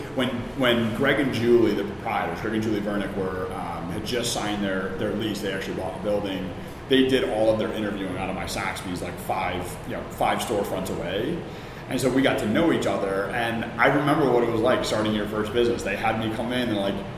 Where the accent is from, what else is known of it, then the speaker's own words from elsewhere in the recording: Chicago, Illinois, United States; moved away as an adult; also born or lived in New York / Atlanta; now in Philadelphia, United States; I grew up in the South Side of Chicago